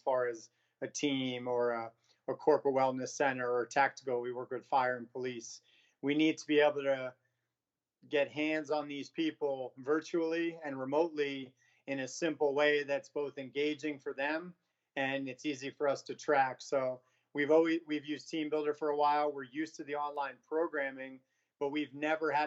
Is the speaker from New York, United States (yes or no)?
yes; New York, United States; moved away as an adult; now in San Diego, United States; I'm from New York originally, moved to San Diego about 15 years ago